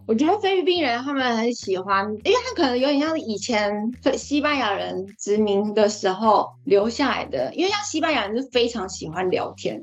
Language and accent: Chinese; Taiwan; 我们在台湾讲闽南语